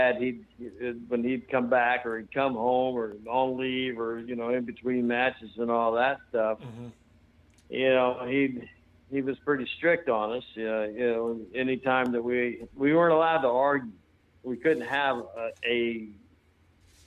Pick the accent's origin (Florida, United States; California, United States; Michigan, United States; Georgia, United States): Florida, United States; St. Petersburg; born or raised there; also born or lived in Hawaii / North Carolina